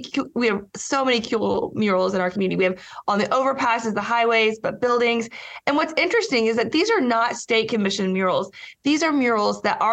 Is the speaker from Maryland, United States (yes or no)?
no; Lawton, Oklahoma, United States; moved away as an adult; also born or lived in Washington, D.C.; I was born and raised in Lawton and then moved away for 20 years, lived in Washington, D.C. and came back home